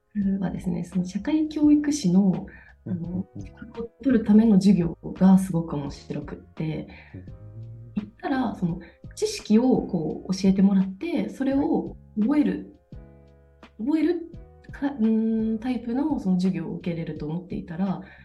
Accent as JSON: {"language": "Japanese", "region": "Toyama", "country": "Japan", "tie": "born or raised there", "moved": "as an adult", "lives_now": "Denmark", "said": "私は富山県で生まれまして富山県で生まれ育って大学は一旦県外に出てきたんですけどまた就職のために、富山に帰ってきて"}